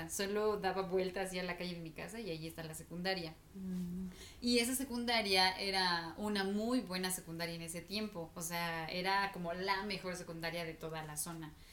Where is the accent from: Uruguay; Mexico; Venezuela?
Mexico; State of Mexico; Ajá, como crecí en el Estado de México, o sea, como toda mi vida he estado viviendo en el Estado de México